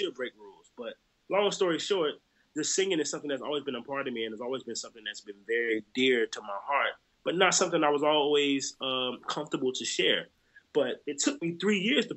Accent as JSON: {"language": "English", "town": "Jacksonville", "region": "Florida", "country": "United States", "tie": "born or raised there", "also_born_or_lived": "New Orleans", "said": "my hometown, Jacksonville, Florida"}